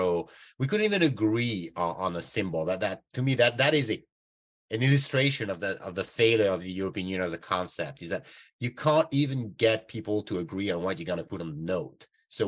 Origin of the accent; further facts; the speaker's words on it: France; moved away as an adult; now in California, United States; I grew up in France